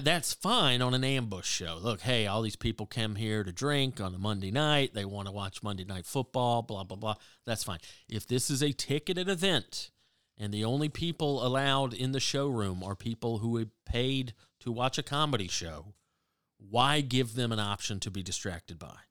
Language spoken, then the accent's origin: English; the South, United States; growing up in the South